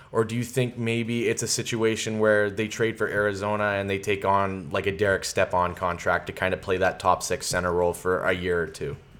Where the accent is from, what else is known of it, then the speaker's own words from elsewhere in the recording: Sudbury, Ontario, Canada; moved away; I'm born and raised in Sudbury, so I have a, I have a lot of connections to back home